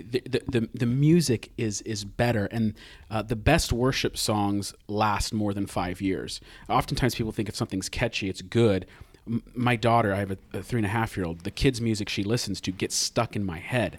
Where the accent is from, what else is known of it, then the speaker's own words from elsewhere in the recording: United States; as an American